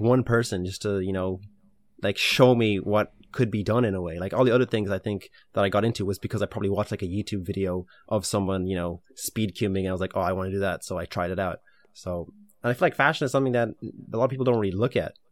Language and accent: English; Ireland; also born or lived in Ukraine; we immigrated from Ukraine to Ireland